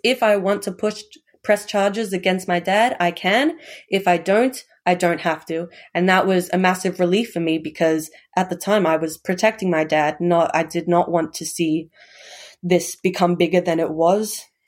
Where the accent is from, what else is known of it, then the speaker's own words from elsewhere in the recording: Melbourne, Victoria, Australia; also born or lived in Hobart, Tasmania; I was actually born in Hobart, but moved down to, moved up to Melbourne when I was quite young.